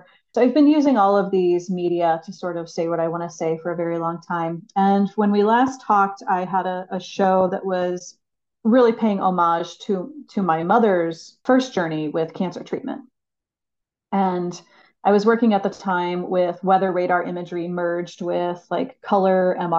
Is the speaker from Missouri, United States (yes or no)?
yes; St. Louis, Missouri, United States; also born or lived in Abiquiu, New Mexico; I was born and raised here in St. Louis, and it's where I reside now